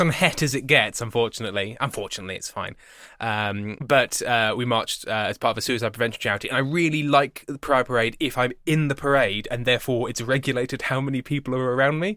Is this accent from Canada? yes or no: no; England, United Kingdom; I'm English